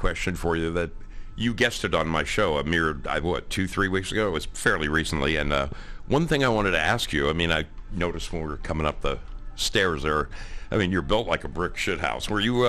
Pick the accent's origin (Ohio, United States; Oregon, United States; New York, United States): Oregon, United States; I was in North Carolina, and I'm from Oregon, where it rains, you know, 3 out of 7 days a week